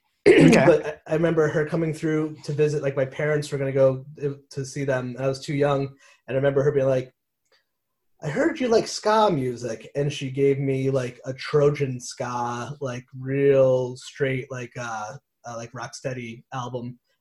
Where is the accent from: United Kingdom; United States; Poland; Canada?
United States; Meriden, Connecticut; I'm from Meriden